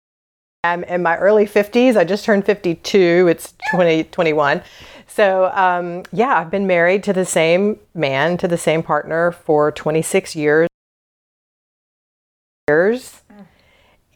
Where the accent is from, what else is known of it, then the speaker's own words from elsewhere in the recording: the South, United States; So I was born and raised in the South.